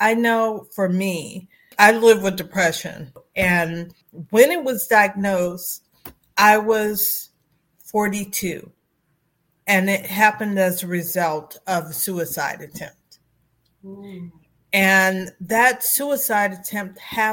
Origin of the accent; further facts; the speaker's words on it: Beachwood, Ohio, United States; from Beechwood, Ohio